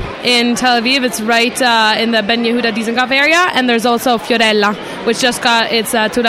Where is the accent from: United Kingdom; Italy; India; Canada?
Italy; now in Israel; I'm from Italy